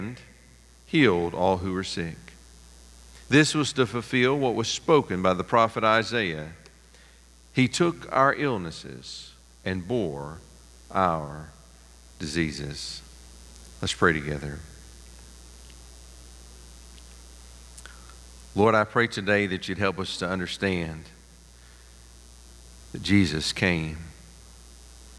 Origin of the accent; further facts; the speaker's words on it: Pigeon Forge, Tennessee, United States; growing up there at First Baptist Pigeon Forge